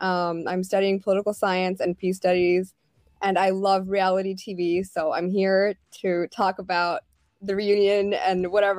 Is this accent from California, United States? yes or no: yes; Newport Beach, California, United States; I am from Orange County, California.